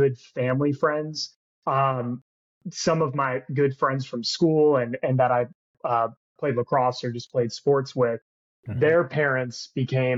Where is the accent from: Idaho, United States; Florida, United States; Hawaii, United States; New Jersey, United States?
Florida, United States; Windermere; I grew up in Windermere, Florida, right outside of Orlando